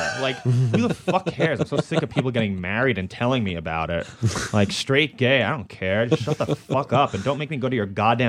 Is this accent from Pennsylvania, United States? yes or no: no; New York, United States; one of the great things about growing up in New York is that you're not on a farm somewhere.